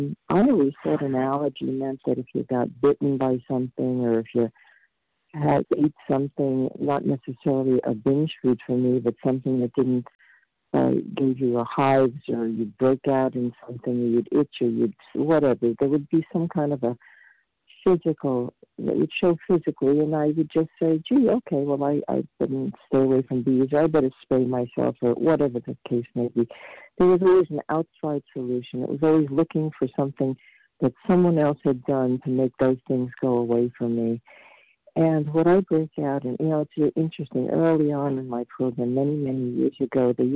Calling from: Vermont, United States; I'm calling from Vermont.

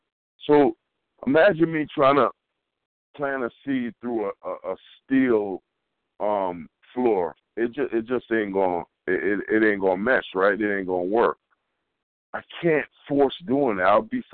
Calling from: Colorado, United States; I'm calling from Colorado.

